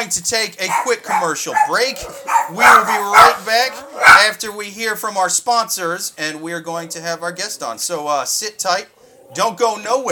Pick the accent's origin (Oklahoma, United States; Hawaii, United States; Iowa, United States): Iowa, United States; my family were Cubs fans growing up, but, like, we're from Iowa